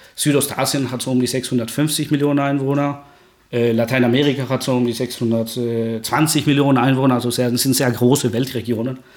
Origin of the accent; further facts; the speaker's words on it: Guatemala; German is a second language; now in Germany; ich komme aus Guatemala, das ist ja Mittelamerika.